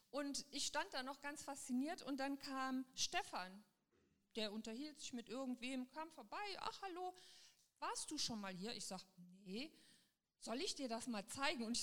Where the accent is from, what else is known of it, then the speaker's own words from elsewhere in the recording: Düsseldorf, North Rhine-Westphalia, Germany; Ich komme aus Düsseldorf, also da ist nichts so klein. Ich habe immer gedacht, oh, Düsseldorf ganz toll.